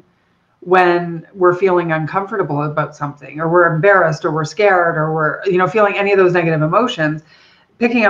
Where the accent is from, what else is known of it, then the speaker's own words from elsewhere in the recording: Erie Beach, Ontario, Canada; I'm Canadian, so I grew up in a little village called Erie Beach, down by, so if you imagine Detroit and Toronto, I'm a little closer to Detroit than Toronto